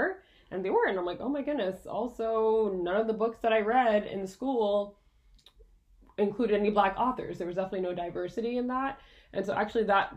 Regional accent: Quebec, Canada; I grew up in French school, so that's another perspective too. I went to school in Quebec. I went to full French school

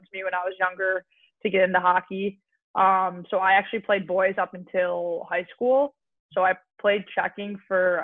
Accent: Buffalo, New York, United States; also born or lived in Boston; I'm from Buffalo, so I moved back to Buffalo after college.

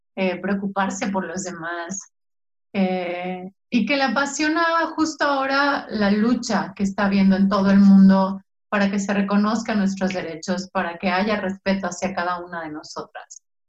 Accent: San Miguel de Allende, Guanajuato, Mexico; moved away as an adult; also born or lived in Mexico City; aquí en provincia, eh, soy guanajuatense

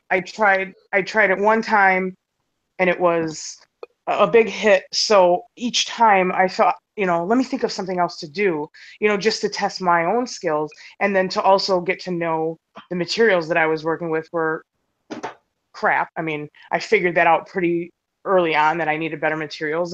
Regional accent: Milwaukee, Wisconsin, United States; from Milwaukee, Wisconsin.

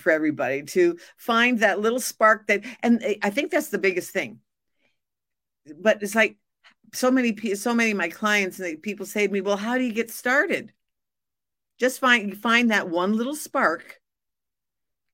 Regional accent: Montreal, Quebec, Canada; moved away; I'm originally from Montreal

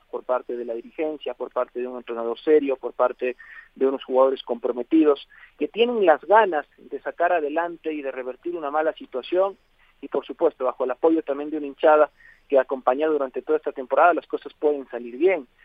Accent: Cojimíes, Manabí, Ecuador; now in Manta, Ecuador; Eh, bueno, eh, yo soy de Cojimíes, estaba ya recando por mucho tiempo en Manta.

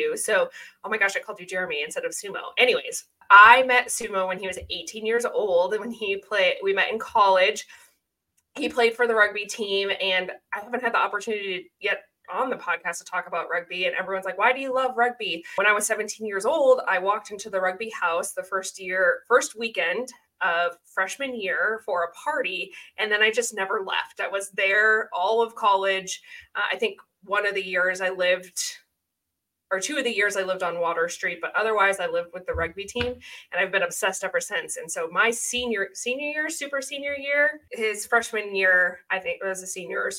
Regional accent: Wisconsin, United States; moved away; I grew up in Wisconsin

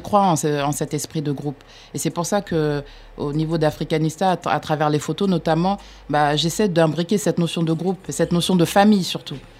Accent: France; je suis née, j'ai grandi en France

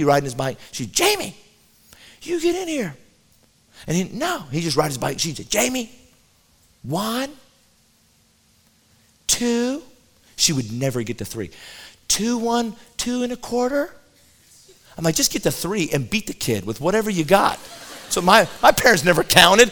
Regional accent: Colorado, United States; I grew up in Colorado

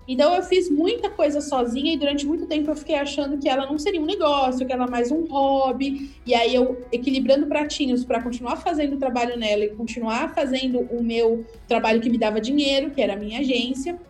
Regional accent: Santos, São Paulo, Brazil; eu sou de Santos.

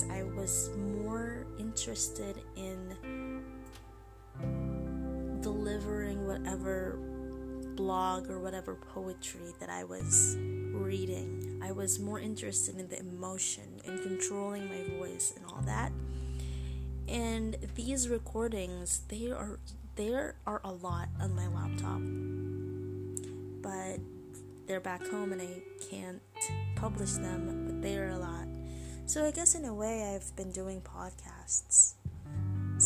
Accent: Philippines; English is a second language; I'm Filipino

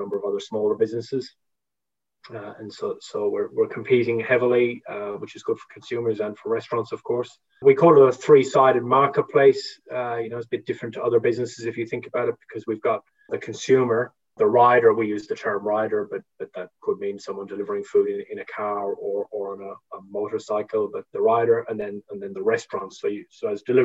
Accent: Ireland; moved away as an adult; also born or lived in United Kingdom; now in Melbourne, Australia; I'd moved to Australia at this point because I'm Irish, but I've lived here for about 15 years

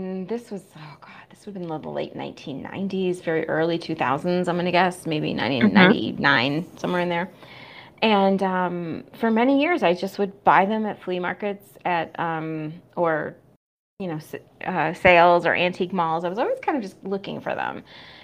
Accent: Flint, Michigan, United States; moved away; my hometown of Flint, Michigan

